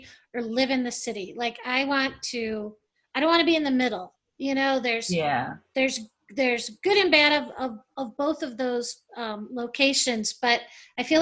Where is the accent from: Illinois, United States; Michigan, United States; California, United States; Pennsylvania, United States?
Michigan, United States; Detroit; I grew up in Detroit, and my parents had property out in a rural area.